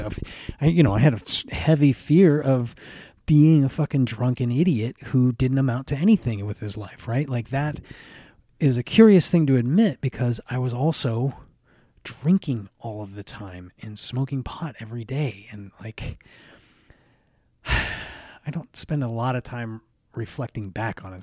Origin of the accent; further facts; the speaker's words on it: United States; I grew up in America.